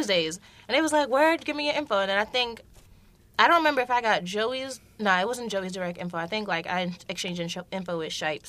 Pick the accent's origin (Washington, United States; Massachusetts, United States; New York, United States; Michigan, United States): New York, United States; New York City; I'm from Brooklyn.